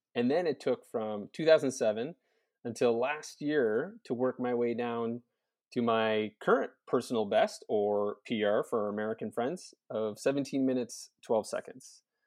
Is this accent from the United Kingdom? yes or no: no; Prince Edward Island, Canada; moved away as an adult; also born or lived in Kingston; I'm an island boy, born and raised on Prince Edward Island